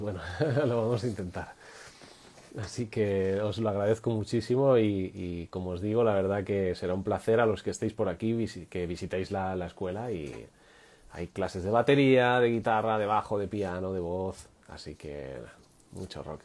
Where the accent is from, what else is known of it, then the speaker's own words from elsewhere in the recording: Madrid, Community of Madrid, Spain; moved away as an adult; now in Catalonia, Spain; Yo soy de Madrid, ya sabéis, yo soy de Madrid, pero yo estoy viviendo en, Cataluña desde hace ya cuatro años